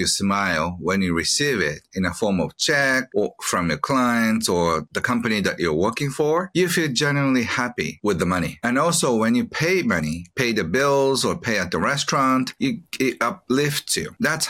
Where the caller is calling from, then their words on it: Japan; I'm joining from Japan and I'm so excited to share what I know about happy money, wealth, family life, and all that with you, Chad.